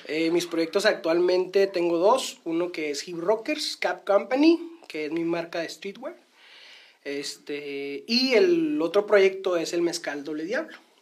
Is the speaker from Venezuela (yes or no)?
no; northern Mexico, Mexico; como buenos norteños